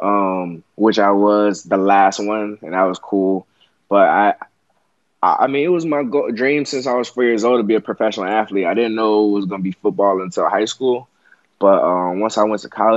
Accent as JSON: {"language": "English", "area": "Broward County", "region": "Florida", "country": "United States", "tie": "born or raised there", "moved": "yes", "said": "my hometown"}